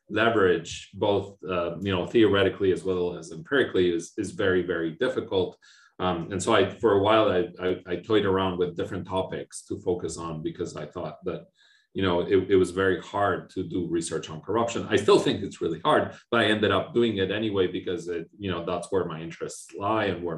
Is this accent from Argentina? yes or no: yes; Argentina; moved away as an adult; also born or lived in Austin, Texas, United States; now in Montreal, Canada; I was born and raised in Argentina, and I lived there all my life up until I left for my PhD in the US